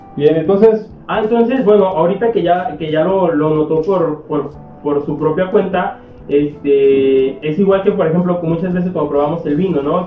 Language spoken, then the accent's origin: Spanish; Mexico; como mexicano